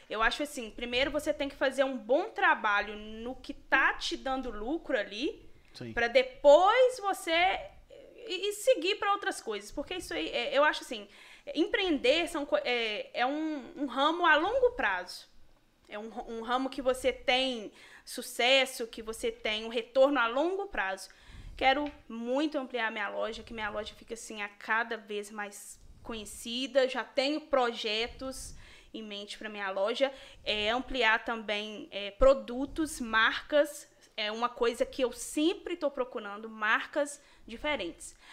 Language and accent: Portuguese; Ponte Nova, Minas Gerais, Brazil; Sou, pontinovense.